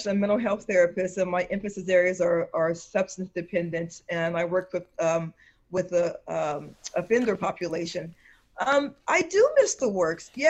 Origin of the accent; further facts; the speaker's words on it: Denver, Colorado, United States; also born or lived in Stuttgart, Germany / Texas / Georgia; I was born in Stuttgart, Germany, and we lived in let's see, Texas and Georgia, and and a couple of places before we finally settled down. I was mostly raised in his last duty station was Fitzsimons Army Medical Center in De- Denver, Colorado.